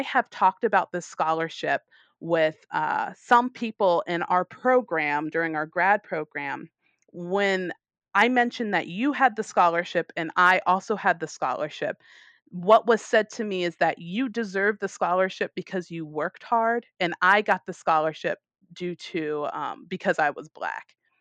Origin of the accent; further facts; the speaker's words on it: United States; moved away; I'm American